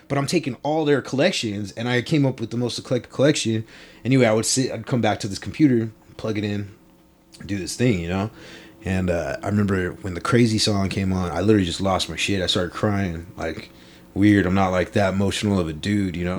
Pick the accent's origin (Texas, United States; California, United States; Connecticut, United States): California, United States; Long Beach; I grew up in Long Beach.